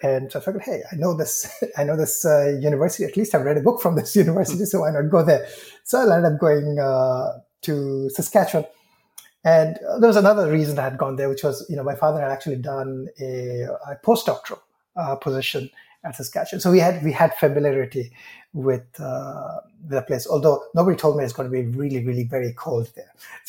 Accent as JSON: {"language": "English", "country": "India", "said": "So, I come from India and my father is a professor, was a professor."}